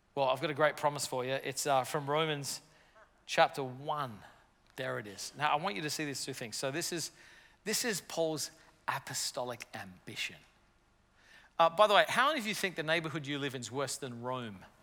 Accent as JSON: {"language": "English", "country": "Australia", "moved": "as an adult", "lives_now": "New York City, United States", "said": "I'm from Australia originally"}